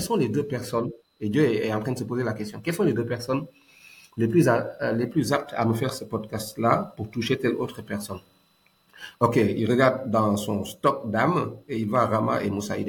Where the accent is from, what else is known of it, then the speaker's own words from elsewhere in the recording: Dakar, Senegal; also born or lived in Thiès / Kaolack; je suis né à la CICAP Liberté 5, un boy CICAP, J'ai grandi à la SICAP